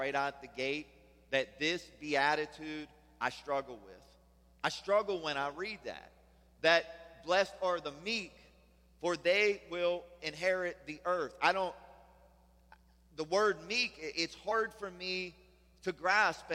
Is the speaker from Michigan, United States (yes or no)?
no; Pittsburgh, Pennsylvania, United States; also born or lived in Germany; We're from Pittsburgh. We eat pierogies, right? Old ladies wear babushkas. We say yins.